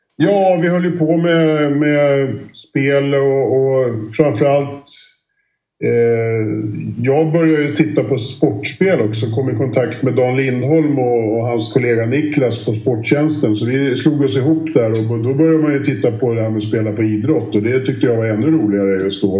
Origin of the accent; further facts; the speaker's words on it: Sweden; Sundbyholm och Romme och de här banorna runt omkring där vi kommer ifrån